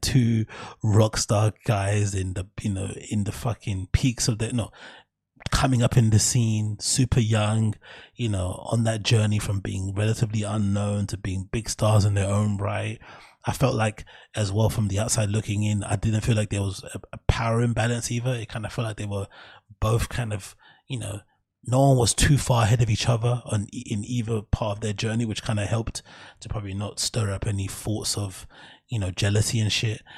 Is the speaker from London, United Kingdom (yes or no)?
yes; London, United Kingdom; growing up in the East